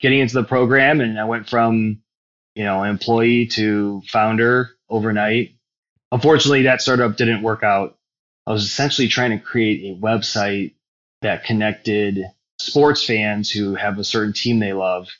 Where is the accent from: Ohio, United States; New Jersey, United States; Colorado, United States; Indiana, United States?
Ohio, United States; Cleveland; also born or lived in New York City; born and raised in Cleveland, went to Brexel Broadview